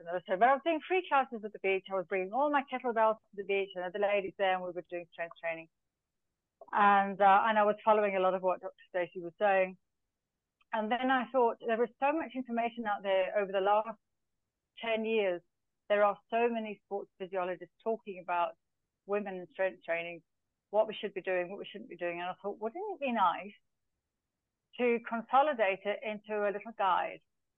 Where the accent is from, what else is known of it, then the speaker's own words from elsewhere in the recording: Zambia; now in Dubai, United Arab Emirates; So my background, first of all, I was born in Zambia of British parents. So I was raised in Africa with a very, I won't say strange upbringing, but a very different upbringing.